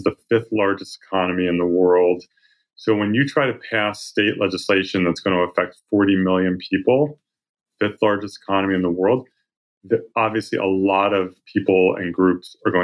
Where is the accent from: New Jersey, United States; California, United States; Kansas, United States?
New Jersey, United States; outside of Philadelphia, suburban; moved away as an adult; also born or lived in North Carolina; now in San Francisco, United States; I grew up in New Jersey, suburban New Jersey, outside of Philadelphia